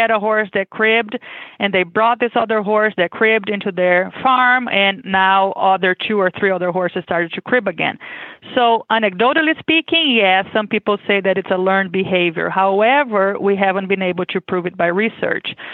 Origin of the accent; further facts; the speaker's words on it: Brazil; English is a second language; moved away as an adult; now in Kentucky, United States; I am originally from Brazil, as you can expect with my accent. I was born and raised there.